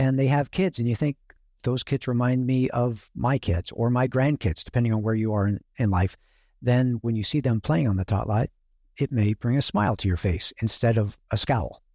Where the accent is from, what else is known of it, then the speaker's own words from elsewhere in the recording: Seattle, Washington, United States; I'm from the Seattle area